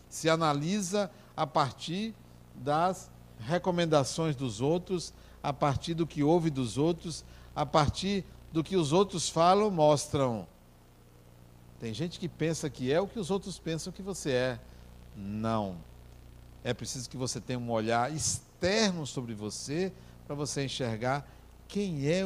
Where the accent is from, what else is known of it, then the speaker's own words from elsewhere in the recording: Brazil; eu me apresentei, sou brasileiro, venho aqui conhecer.